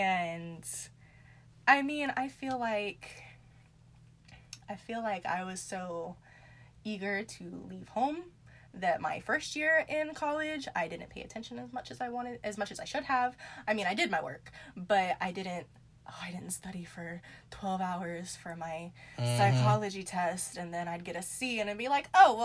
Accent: Charleston, South Carolina, United States; Well, I come from Charleston.

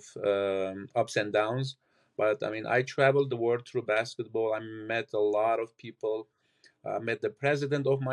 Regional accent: Lebanon; moved away; I'm originally from Lebanon. I played there for 18 years professional

